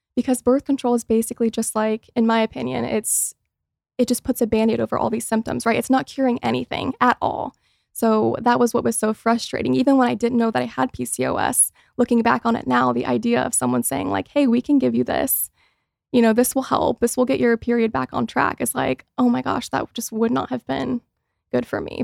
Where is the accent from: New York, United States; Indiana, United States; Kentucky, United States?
Indiana, United States; Mooresville; moved away as an adult; also born or lived in Los Angeles; now in Indiana, United States; growing up in Mooresville, Indiana, which is a super small town